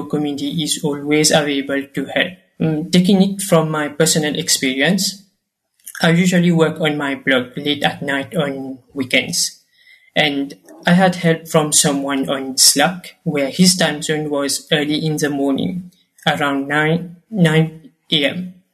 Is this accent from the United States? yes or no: no; Mauritius; I am from Mauritius